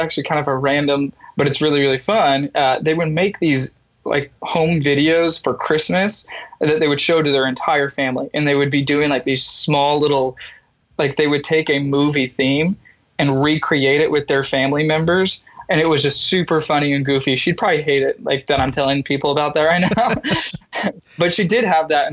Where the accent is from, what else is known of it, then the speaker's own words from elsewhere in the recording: Denver, Colorado, United States; moved away as an adult; also born or lived in Oklahoma; I grew up in Denver, Colorado. Lived there for 18 years